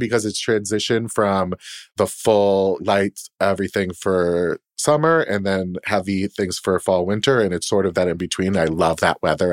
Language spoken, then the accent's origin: English; Boston, Massachusetts, United States; moved away as an adult; also born or lived in Poughkeepsie, New York / New York City; I'm from Boston. I was born and raised there